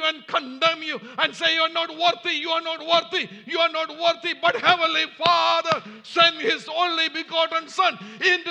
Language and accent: English; Kerala, India; moved away; I'm from India, and we are called the Syrian Christians in India.